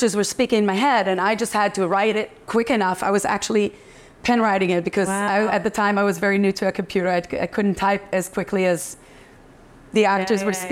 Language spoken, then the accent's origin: English; Israel; moved away as an adult; also born or lived in London / Paris / New York; I went to an art high school in Israel and I studied theater